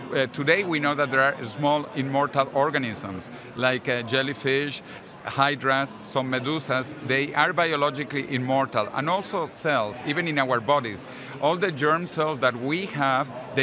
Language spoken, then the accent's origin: English; Venezuela; also born or lived in Massachusetts, United States; now in Madrid, Spain; I was born in Venezuela